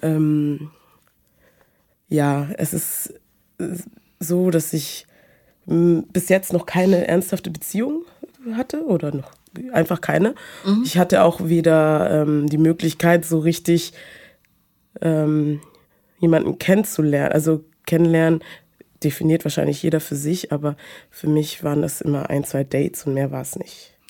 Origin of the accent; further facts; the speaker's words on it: Munich, Bavaria, Germany; ich bin aus München